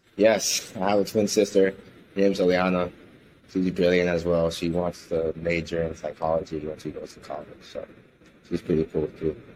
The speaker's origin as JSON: {"language": "English", "town": "Miami", "region": "Florida", "country": "United States", "tie": "born or raised there", "also_born_or_lived": "New York City, New York, United States", "said": "when I was about six years old, I moved down here with my mother to Miami. And I've been here ever since then"}